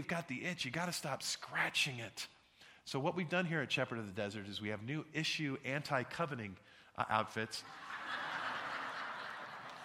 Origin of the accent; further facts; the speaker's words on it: Santa Barbara, California, United States; now in Scottsdale, United States; when I was a kid, I grew up in Santa Barbara, California